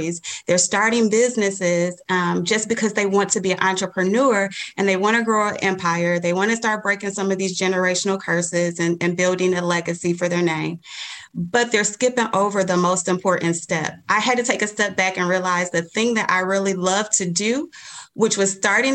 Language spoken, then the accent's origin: English; Detroit, Michigan, United States; I am from Detroit, born and raised all my life.